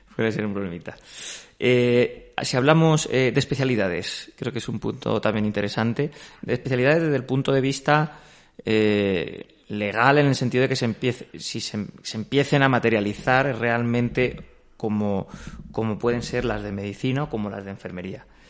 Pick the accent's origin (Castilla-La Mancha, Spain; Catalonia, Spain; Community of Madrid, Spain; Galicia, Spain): Castilla-La Mancha, Spain; siendo castellano manchego